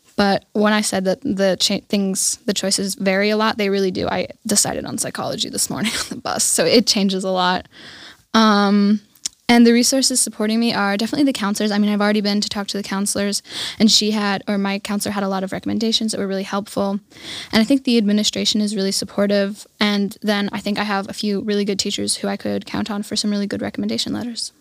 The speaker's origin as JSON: {"language": "English", "country": "Germany", "tie": "born or raised there", "lives_now": "Garmisch, Germany", "said": "I lived in a small German village called Schweinsat, and that's where I grew up"}